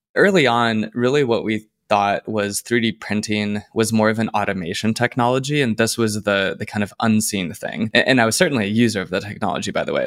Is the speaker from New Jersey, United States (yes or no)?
no; Plano, Texas, United States; moved away as an adult; also born or lived in Los Angeles, United States; I am from Plano, Texas. It's a suburb north of Dallas